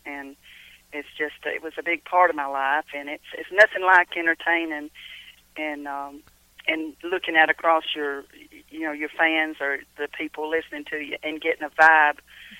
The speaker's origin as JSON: {"language": "English", "town": "Cumming", "region": "Georgia", "country": "United States", "tie": "born or raised there", "also_born_or_lived": "Kentucky", "said": "because I was born and raised here in Cumming, Georgia."}